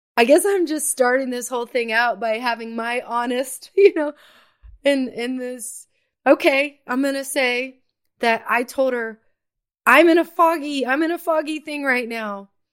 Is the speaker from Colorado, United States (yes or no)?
no; Atlanta, Georgia, United States; now in Johnson City, United States; back home to Atlanta